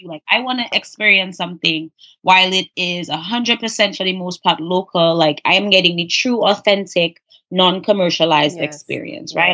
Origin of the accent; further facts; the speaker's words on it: New York, United States; I'm a New Yorker